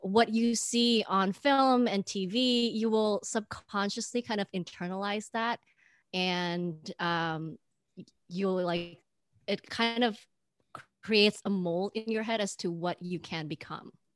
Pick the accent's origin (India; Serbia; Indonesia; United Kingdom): Indonesia; now in United States; growing up in Indonesia